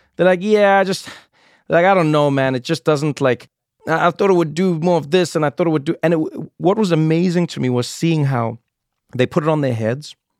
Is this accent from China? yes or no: no; South Africa; moved away; When I was a child growing up in South Africa